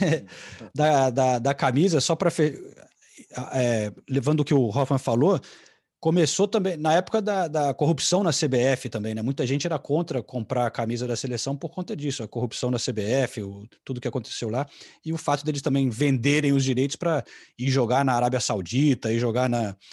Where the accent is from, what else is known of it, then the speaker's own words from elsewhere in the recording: London, United Kingdom; also born or lived in Brazil; onde eu cresci aqui no norte de Londres, indo para a escola